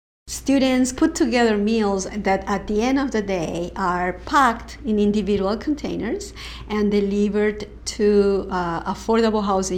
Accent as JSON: {"language": "English", "region": "Lima", "country": "Peru", "tie": "born or raised there", "also_born_or_lived": "Washington, D.C.", "moved": "as an adult", "lives_now": "United States", "said": "I was born in 68. I grew up in Peru during the time of terrorism and huge corruption and narco traffic."}